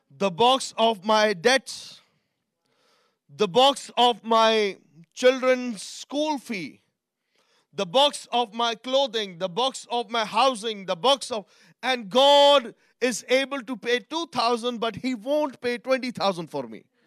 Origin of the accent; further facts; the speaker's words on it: Pakistan; I'm from Pakistan, I'm brought up in a different culture